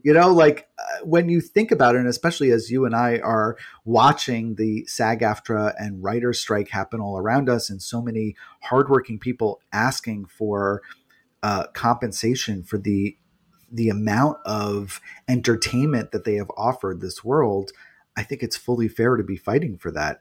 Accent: New York, United States; I'm from New York

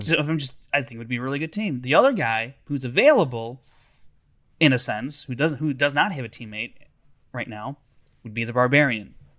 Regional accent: Chicago, Illinois, United States; I'm from Chicago

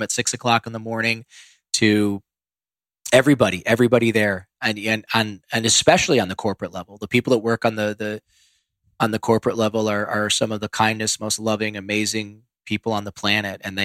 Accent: Ohio, United States; born or raised there; moved away

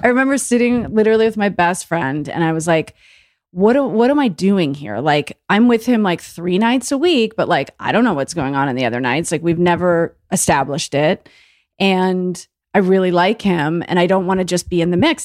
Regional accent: Longmeadow, Massachusetts, United States; moved away; from a little tiny town in Massachusetts called Long Meadow, out in western

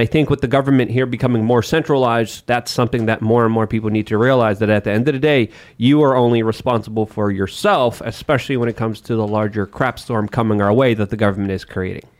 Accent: Poland; moved away; growing up in Poland

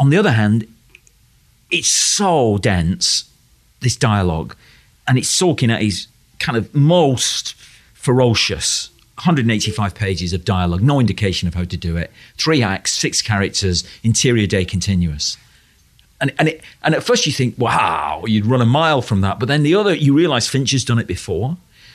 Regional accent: United Kingdom; growing up in Britain

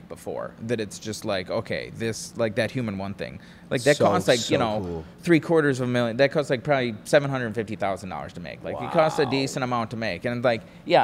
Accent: Wisconsin, United States; now in Charleston, United States; I'm originally from Wisconsin

